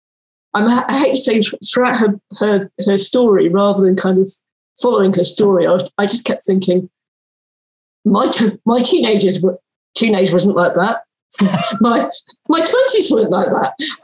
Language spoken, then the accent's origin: English; United Kingdom; I feel like as a Brit